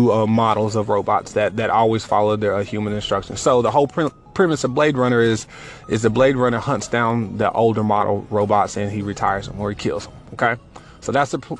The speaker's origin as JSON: {"language": "English", "town": "Johnson City", "region": "Tennessee", "country": "United States", "tie": "born or raised there", "also_born_or_lived": "Kentucky", "moved": "as an adult", "said": "Tennessee, to be exact, in a little small town called Johnson City."}